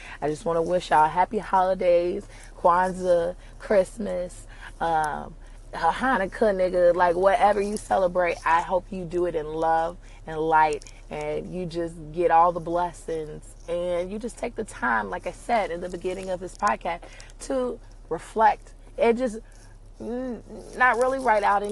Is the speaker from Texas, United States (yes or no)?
no; New York City, New York, United States; I come from Brooklyn